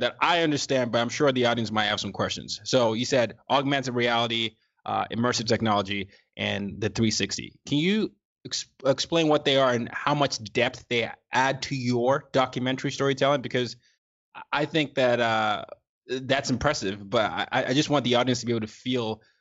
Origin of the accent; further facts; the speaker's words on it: Lagos, Nigeria; now in United States; my hometown, Lagos.